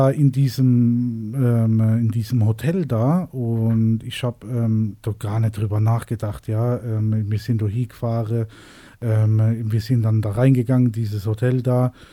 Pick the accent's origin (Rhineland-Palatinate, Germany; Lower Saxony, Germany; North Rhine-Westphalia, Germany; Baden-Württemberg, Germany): Baden-Württemberg, Germany; Mannheim; accent: Mannheim dialect; die in Berlin, die verstehen unseren Mannamer Dialekt nicht. Ähm, äh, die haben absolut Probleme ähm, zu verstehen, was wir wollen.